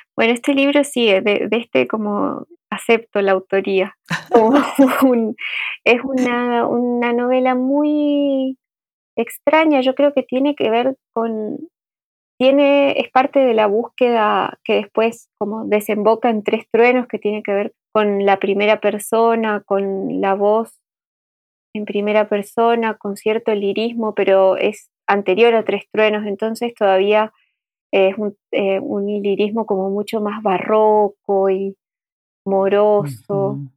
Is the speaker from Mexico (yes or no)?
no; Aristóbulo del Valle, Misiones, Argentina; moved away as an adult; also born or lived in Buenos Aires; yo viví hasta los 18 en un pueblo de Misiones que se llama Aristóbulo del Valle